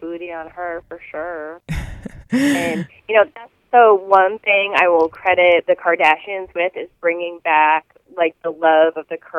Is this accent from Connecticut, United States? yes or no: yes; Connecticut, United States; also born or lived in Illinois, United States / England; I grew up here in Connecticut and in Illinois and in England